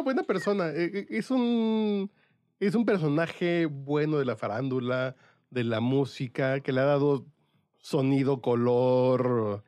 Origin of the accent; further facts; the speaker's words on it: Mexico City, Mexico; yo soy muy chilango